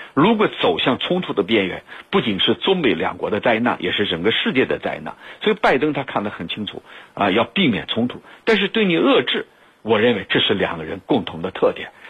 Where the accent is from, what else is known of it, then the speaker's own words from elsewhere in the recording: China; 他对我们这个中国是非常了解的